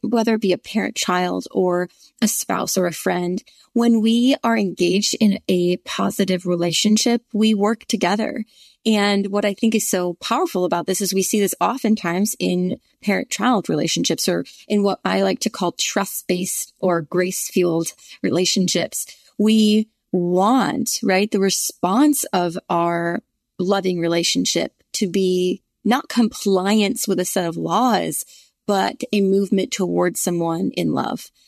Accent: the North, United States; now in Virginia, United States; I grew up in the North

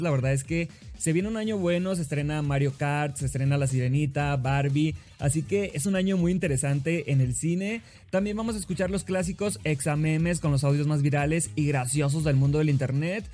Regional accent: Sinaloa, Mexico; soy de Sinaloa

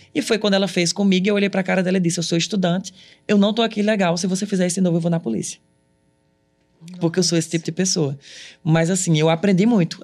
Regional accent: Ceará, Brazil; moved away as an adult; also born or lived in Cariri; now in Paris, France; eu sou daqui. Uhum. Eu sou brasileiro, eu sou cearense

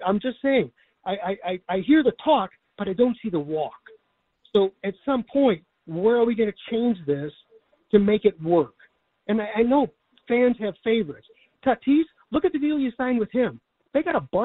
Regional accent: Chicago, Illinois, United States; I'm an older guy, born and raised in Chicago

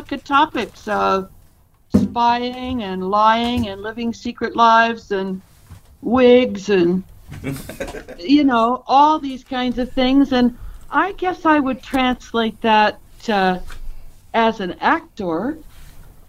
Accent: Pacific Northwest, United States; also born or lived in Idaho / Bainbridge Island, Washington / Corvallis, Oregon / Portland, Oregon; I'm from the Northwest, Pacific Northwest.

